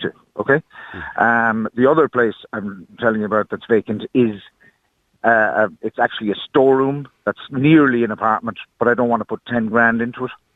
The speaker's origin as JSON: {"language": "English", "country": "Ireland", "also_born_or_lived": "Germany", "said": "I'm Irish myself"}